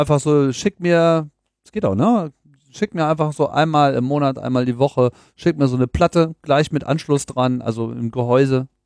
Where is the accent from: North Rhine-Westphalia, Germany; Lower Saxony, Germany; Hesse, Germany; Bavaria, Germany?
Lower Saxony, Germany; Hanover; moved away; Hannover. Meine Heimatstadt.